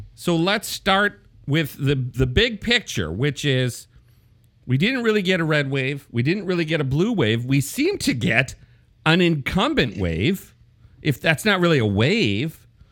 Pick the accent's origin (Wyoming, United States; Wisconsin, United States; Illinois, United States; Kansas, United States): Wisconsin, United States; Wisconsin's third district, United States; my hometown district, the third district of Wisconsin